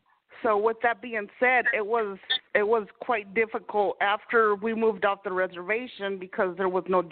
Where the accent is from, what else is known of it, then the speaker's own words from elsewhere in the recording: Washington, United States; growing up in Washington, there was a majority of white people there.